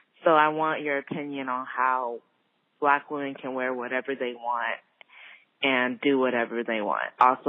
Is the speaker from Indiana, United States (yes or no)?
no; California, United States; I'm 20 years old. I'm from California.